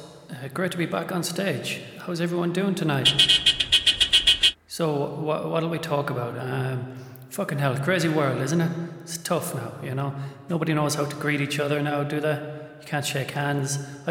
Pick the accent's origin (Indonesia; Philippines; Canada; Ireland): Ireland; Cork, Munster; Sounds happier. I'm from Cork.